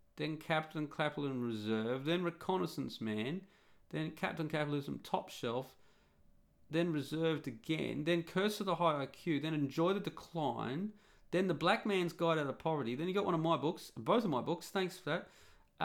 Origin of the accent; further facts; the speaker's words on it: Australia; moved away; growing up and living in being an Australian. And a real Australian too